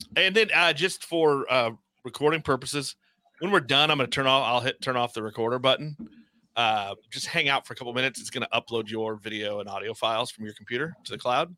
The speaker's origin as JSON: {"language": "English", "town": "Kansas City", "country": "United States", "said": "I'm from Kansas City"}